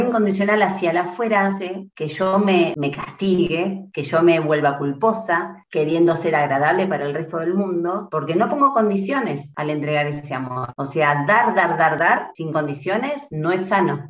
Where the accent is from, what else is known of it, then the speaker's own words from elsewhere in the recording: Trelew, Chubut, Argentina; now in Buenos Aires, Argentina; oriunda de Trelew, Chubut, Patagonia, Argentina